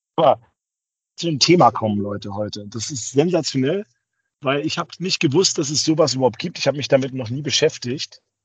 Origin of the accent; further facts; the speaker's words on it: Bamberg, Bavaria, Germany; moved away; in Bamberg, meine alte Heimat